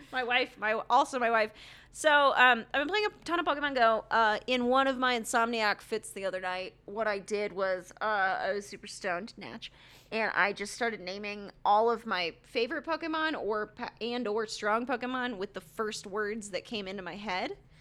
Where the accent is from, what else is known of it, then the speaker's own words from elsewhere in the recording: United States; I'm an American